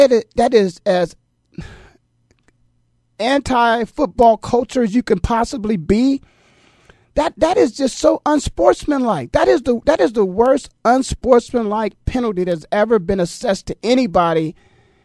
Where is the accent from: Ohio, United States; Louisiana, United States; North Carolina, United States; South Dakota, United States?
Ohio, United States; Canton; moved away as an adult; also born or lived in Philadelphia; I was born and raised in Canton, Ohio.